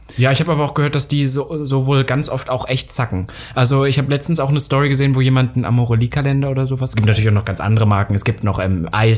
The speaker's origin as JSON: {"language": "German", "region": "Saxony-Anhalt", "country": "Germany", "said": "Nordhausen ist ja auch Sachsen-Anhalt, da wo ich herkomme"}